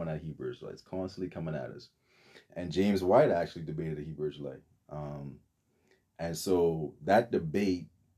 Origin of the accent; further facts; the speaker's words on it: Bahamas; moved away; So originally I'm from the Bahamas.